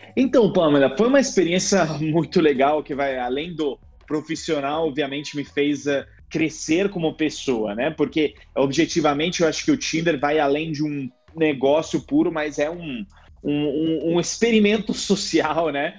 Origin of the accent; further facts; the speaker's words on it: Italy; Portuguese is a second language; moved away as an adult; also born or lived in United States / Rio de Janeiro, Brazil; now in Brazil; Eu volto para Itália e o pessoal diz nossa, como você fala bem italiano, né? Achando que eu sou brasileiro.